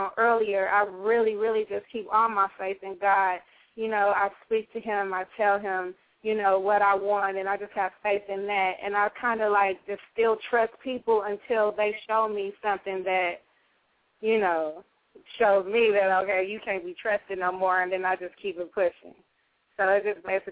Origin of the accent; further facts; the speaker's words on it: Los Angeles, California, United States; I'm from the West Coast of L.A.